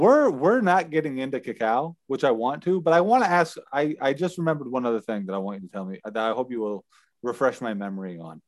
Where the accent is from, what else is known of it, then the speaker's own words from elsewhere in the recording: United States; moved away; being an American from the United States